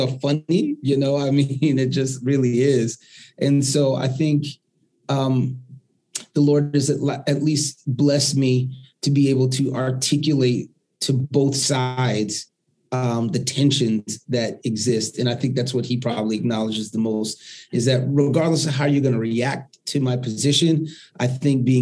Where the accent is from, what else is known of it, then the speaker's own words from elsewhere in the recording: New York City, New York, United States; I grew up in the Northeast Bronx